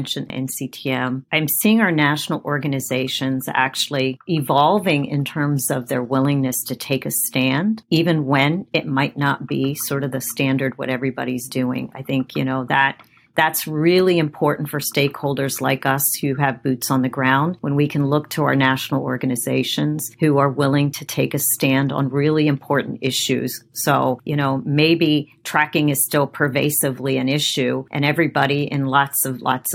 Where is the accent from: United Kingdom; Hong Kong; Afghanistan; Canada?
Afghanistan; moved away; I was born in Afghanistan, so I have a cultural background that's different from maybe some other people in our community